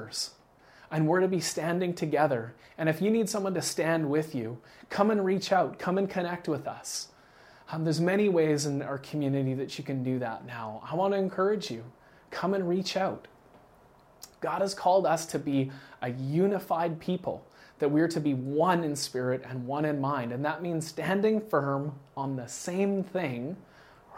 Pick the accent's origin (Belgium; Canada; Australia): Canada; I'm from Canada